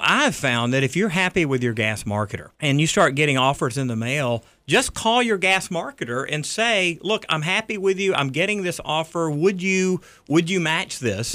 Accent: Riverdale, Georgia, United States; I grew up in Riverdale

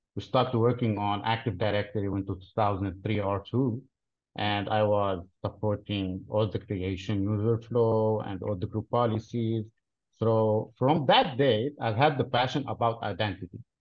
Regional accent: Lebanon; originally I'm from Lebanon, but I work for a company headquartered in Dallas, Texas

